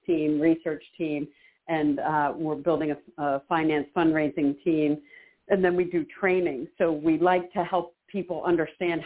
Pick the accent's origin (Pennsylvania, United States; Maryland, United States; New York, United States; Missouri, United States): Pennsylvania, United States; Philadelphia; I was born in Philadelphia